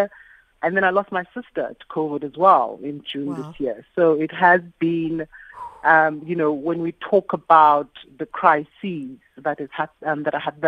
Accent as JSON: {"language": "English", "country": "South Africa"}